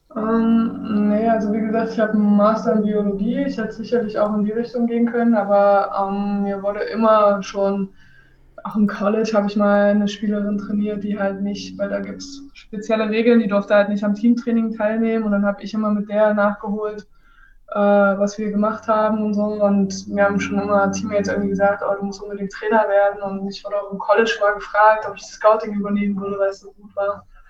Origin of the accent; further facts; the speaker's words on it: Halle, Saxony-Anhalt, Germany; moved away as an adult; also born or lived in Leipzig / Italy / France / Belgium; now in Hannover, Germany; Ich bin in Halle Saale groß geworden